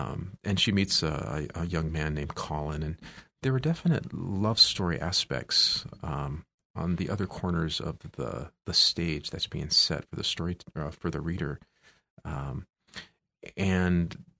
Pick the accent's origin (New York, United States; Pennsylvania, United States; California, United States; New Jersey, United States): California, United States; Eureka; also born or lived in Crescent City; I was born in Eureka.